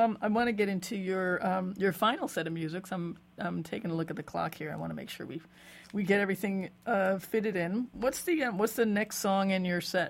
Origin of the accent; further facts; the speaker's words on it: New Jersey, United States; I'm from New Jersey, and I used to shop at Rock and Roll Heaven and all that.